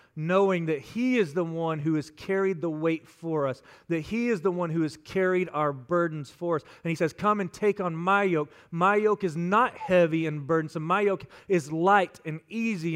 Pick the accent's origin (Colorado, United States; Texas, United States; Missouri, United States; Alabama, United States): Texas, United States; West; I'm from West Texas, and out there we like to keep it simple